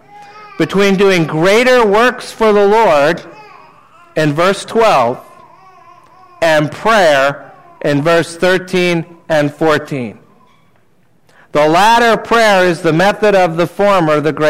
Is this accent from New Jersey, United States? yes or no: yes; New Jersey, United States; I grew up in New Jersey